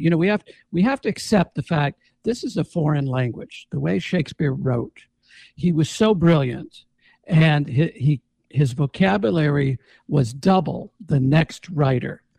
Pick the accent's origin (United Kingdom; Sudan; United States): United States; Jamestown, New York; moved away as an adult; also born or lived in Los Angeles; I grew up in Jamestown.